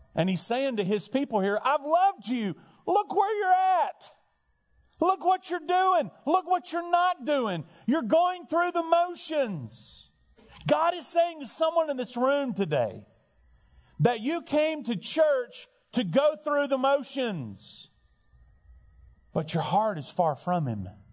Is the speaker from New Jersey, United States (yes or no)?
no; Alabama, United States; now in Perdido Key, FL, United States; I'm from Alabama